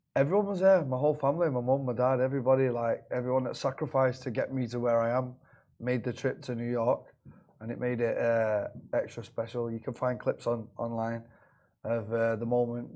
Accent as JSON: {"language": "English", "town": "Manchester", "region": "North West England", "country": "United Kingdom", "moved": "as an adult", "lives_now": "Dubai, United Arab Emirates", "said": "I'm from Manchester in England."}